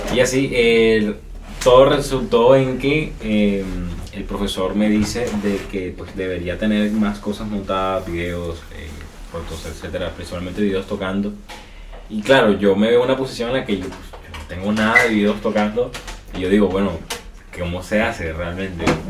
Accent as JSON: {"language": "Spanish", "town": "Barranquilla", "region": "Atlántico", "country": "Colombia", "said": "soy aquí de Barranquilla, tengo 22 años"}